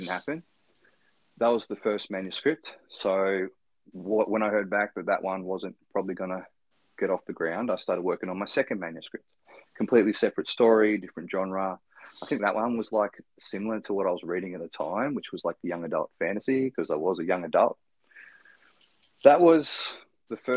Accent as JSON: {"language": "English", "town": "Ridgley", "region": "Tasmania", "country": "Australia", "tie": "born or raised there", "said": "growing up in Ridgely, which is a tiny country town, northwest coast of Tasmania."}